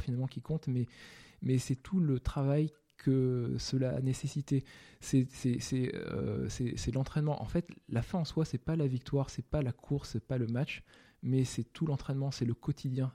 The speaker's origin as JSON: {"language": "French", "country": "France", "tie": "born or raised there", "said": "je suis né en France"}